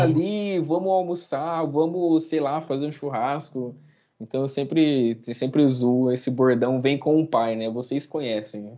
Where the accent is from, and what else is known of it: Brazil